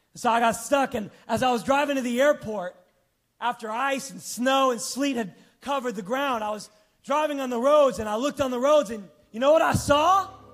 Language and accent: English; New York, United States; growing up on New York